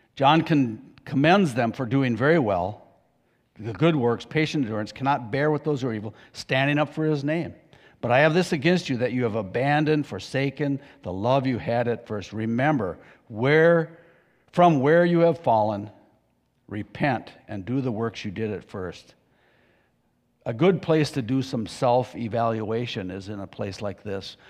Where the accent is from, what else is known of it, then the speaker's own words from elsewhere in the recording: United States; I grew up in Pierce County